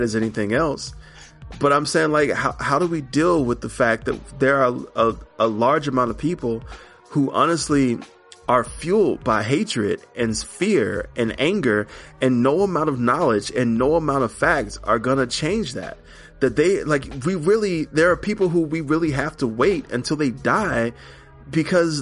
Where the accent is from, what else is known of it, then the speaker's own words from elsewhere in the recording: Alabama, United States; moved away; I'm from Alabama